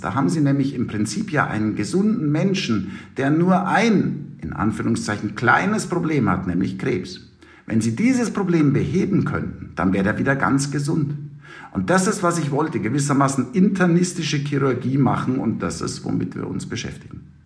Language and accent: German; Munich, Bavaria, Germany; accent: Bavarian; moved away as an adult; also born or lived in United States; now in Tübingen, Germany; ich wollte eigentlich zurück in mein geliebtes München, man hört es an meinem Akzent